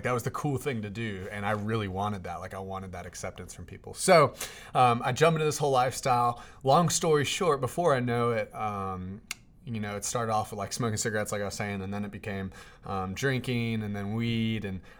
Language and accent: English; Durham, North Carolina, United States; I grew up in Durham, North Carolina. My dad is a pastor. My mom was a social worker at that time.